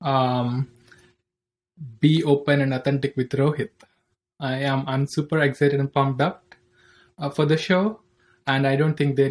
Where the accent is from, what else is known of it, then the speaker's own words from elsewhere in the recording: Andhra Pradesh, India; moved away; also born or lived in Hyderabad, Telangana / United States; I'm from India. I'm born in a village in the Andhra Pradesh.